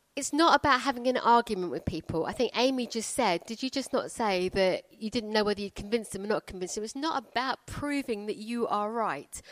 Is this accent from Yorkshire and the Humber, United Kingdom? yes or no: no; Croydon, London, United Kingdom; I come from Croydon